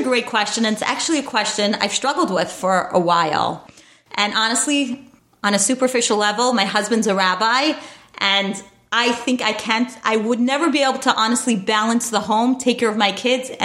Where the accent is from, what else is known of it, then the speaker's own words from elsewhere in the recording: New York City, New York, United States; I grew up in Borough Park, New York.